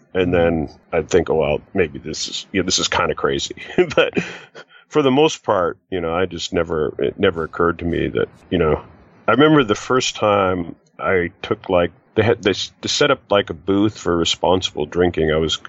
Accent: Canada; Originally, actually, I'm from Canada.

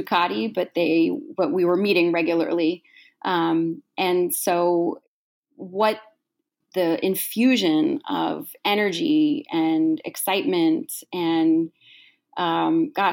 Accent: New York, United States; I grew up in New York and I've been an organizer in New York for many, many years

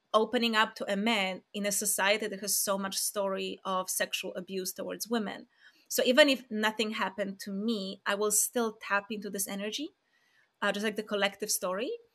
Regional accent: Poland; moved away; I'm from Poland

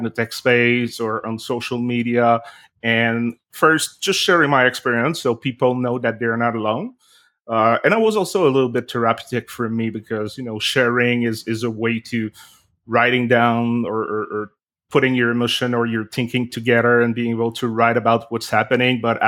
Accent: Canada; now in Montreal, Canada; I am a Canadian, a French-Canadian living in Montreal in Canada.

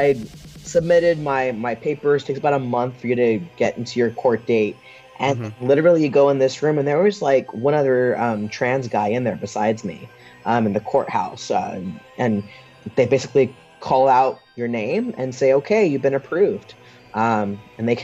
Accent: near San Francisco, California, United States; grew up in California, growing up near San Francisco

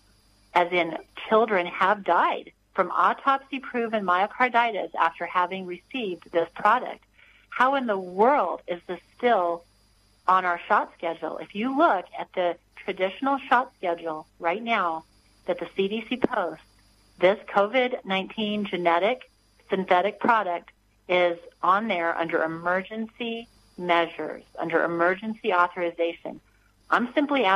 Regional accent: United States; I was born here in America where we had freedom

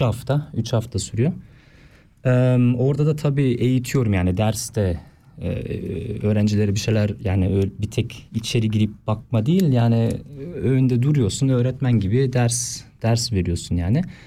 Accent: Oftringen, Aargau, Switzerland; okula gittim Oftringen'den.

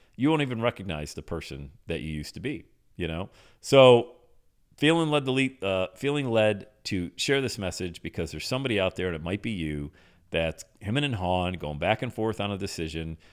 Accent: Buffalo, New York, United States; moved away as an adult; now in Cincinnati, United States; I'm from Buffalo.

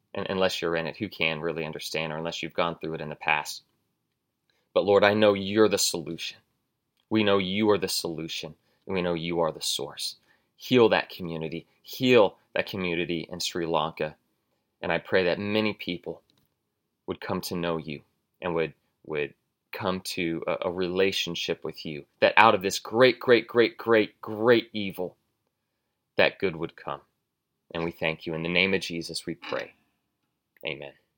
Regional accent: United States; I'm an American.

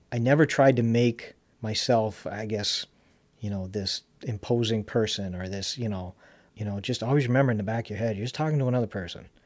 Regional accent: Charlotte, North Carolina, United States; one of the fondest memories I have of us growing up in Charlotte and going to CCS

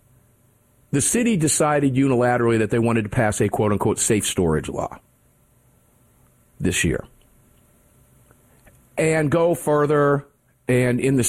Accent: Cincinnati, Ohio, United States; I was born in Cincinnati

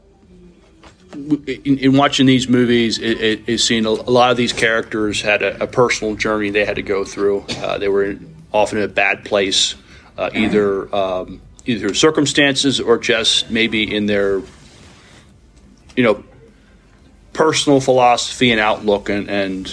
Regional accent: New York City, New York, United States; I'm a kid from Brooklyn. That's where I was born.

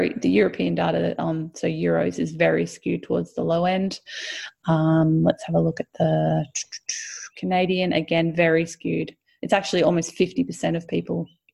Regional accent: Australia; we're Australian

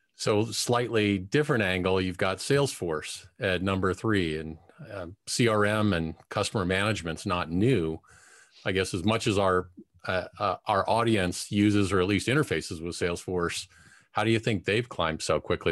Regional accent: Cincinnati, Ohio, United States; I grew up in Cincinnati

